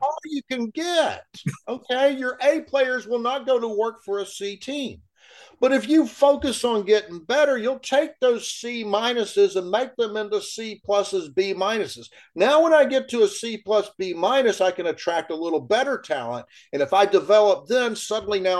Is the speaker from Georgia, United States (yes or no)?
no; Ocala, Florida, United States; I'm born and raised in Ocala